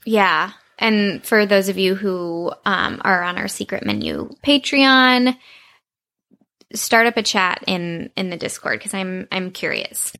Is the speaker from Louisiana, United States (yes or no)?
no; Texas, United States; when I was growing up in Texas.